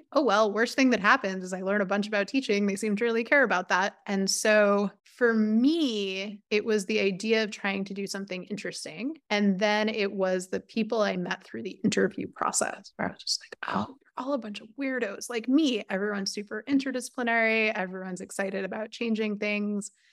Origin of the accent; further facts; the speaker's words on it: about twenty miles north of Manhattan, New York, United States; my family is from about twenty miles north of Manhattan.